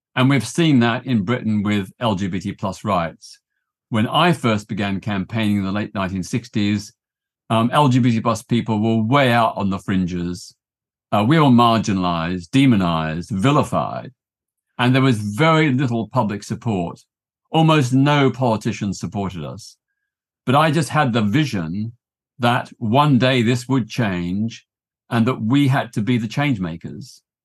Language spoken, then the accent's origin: English; Melbourne, Victoria, Australia; now in United Kingdom; I grew up in Australia in the nineteen sixties